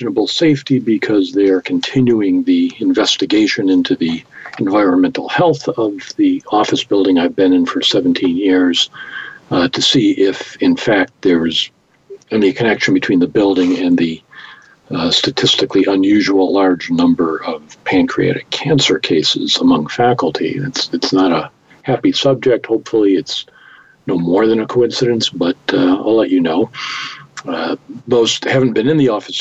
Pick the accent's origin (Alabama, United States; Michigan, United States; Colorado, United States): Michigan, United States; Detroit; moved away; I was born and raised in Detroit